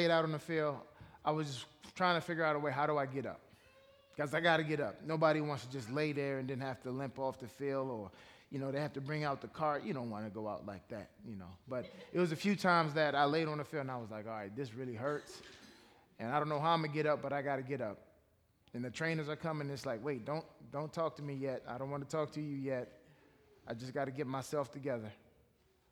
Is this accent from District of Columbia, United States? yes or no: yes; Washington, District of Columbia, United States; I grew up in Washington, D.C. I was born in Washington, D.C., grew up in that metropolitan area.